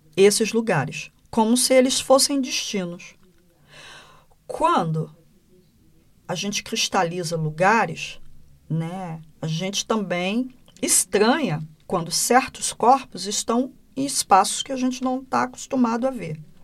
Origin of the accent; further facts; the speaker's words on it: Brazil; no Brasil a gente fala diferente